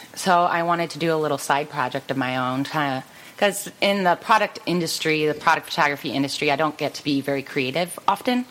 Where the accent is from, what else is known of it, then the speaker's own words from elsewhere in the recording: Cleveland, Ohio, United States; born and raised in Cleveland